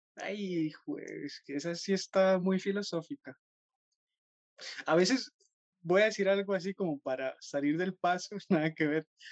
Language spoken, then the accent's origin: Spanish; Costa Rica; como buenos costarricenses